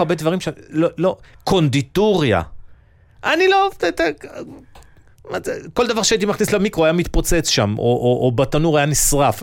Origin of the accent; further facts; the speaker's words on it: Nigeria; now in Israel; נולדתי וגדלתי באפריקה